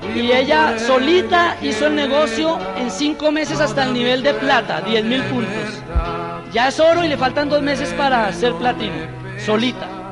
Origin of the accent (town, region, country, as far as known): Colombia; moved away; also born or lived in Birmingham